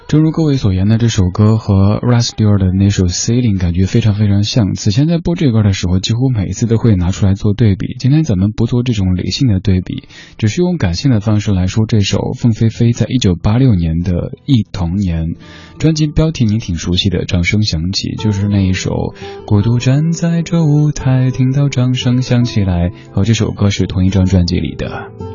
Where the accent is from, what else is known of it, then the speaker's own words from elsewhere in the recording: Chengdu, Sichuan, China; now in Beijing, China; 在成都，在四川，我的家乡，出太阳不晒太阳就好像是一种罪过似的